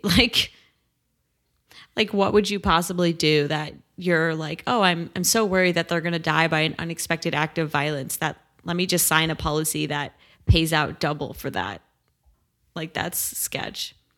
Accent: Great Neck, New York, United States; my hometown

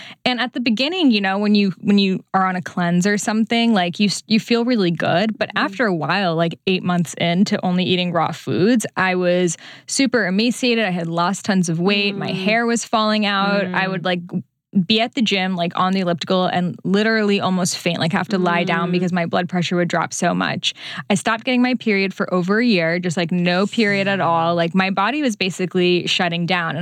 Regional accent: Newton, Massachusetts, United States; I grew up in Newton, where BC is

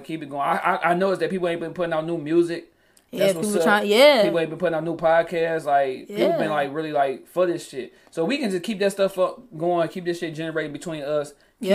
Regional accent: Detroit, Michigan, United States; I was on Cooper and Warren.

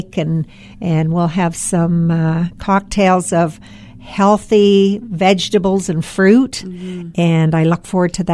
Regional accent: Collingwood, Ontario, Canada; growing up in Collingwood

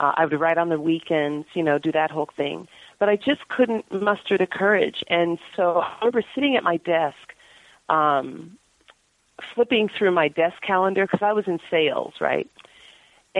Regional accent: Palos Verdes, California, United States; moved away as an adult; now in San Francisco, United States; I grew up in Palos Verdes, went to Cal, lived elsewhere for a few years

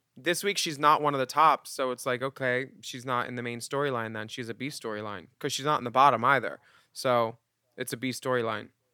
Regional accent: Philadelphia, Pennsylvania, United States; as a Philadelphian

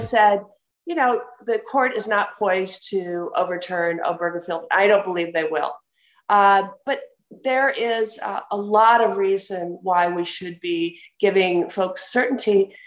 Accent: Wisconsin, United States; my home state of Wisconsin

